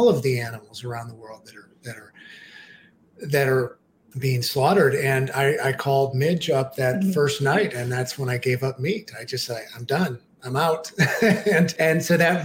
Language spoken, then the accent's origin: English; St. Louis, Missouri, United States; when I was growing up in St. Louis on barbecue and all kinds of meats